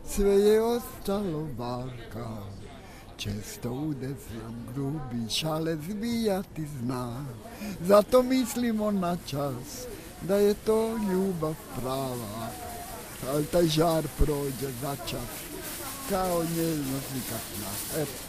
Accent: Travnik, Federation of Bosnia and Herzegovina, Bosnia & Herzegovina; moved away as an adult; now in Zagreb, Croatia; Jer ja dolazim iz Travnika, u jedan veliki grad čija ulica i najmanja ima jednako stanovnika koliko i moj travnik.

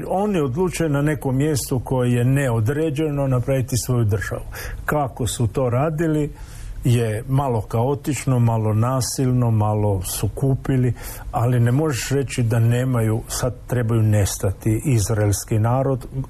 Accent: Croatia; kod nas u Hrvatskoj

